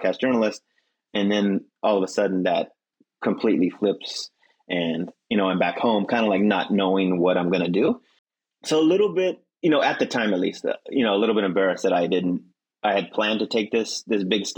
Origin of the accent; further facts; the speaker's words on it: Monterey Bay, California, United States; also born or lived in Syracuse / Berkeley; Spent 2 years at the community college in, you know, in the Monterey Bay, in my hometown